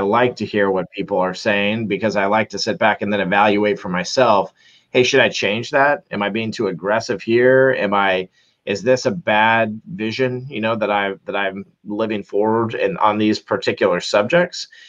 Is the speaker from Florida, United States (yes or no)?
yes; Orlando, Florida, United States; I'm from Orlando, Florida